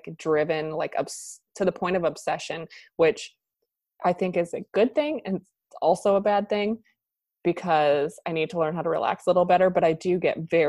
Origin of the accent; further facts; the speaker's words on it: New Hampshire, United States; moved away as an adult; also born or lived in Boston; now in Wilmington, United States; I am from New Hampshire. I grew up there